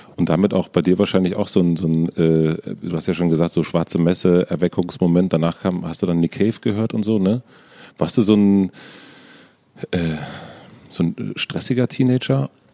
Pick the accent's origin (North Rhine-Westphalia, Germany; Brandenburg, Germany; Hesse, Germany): Brandenburg, Germany; southern; now in Berlin, Germany; Ich komme aus Brandenburg